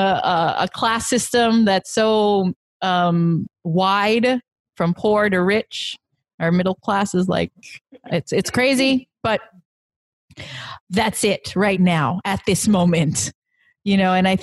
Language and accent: English; Philippines; also born or lived in United States; being a Filipino and wanting to live in the Philippines because I've seen both sides. I've lived in the States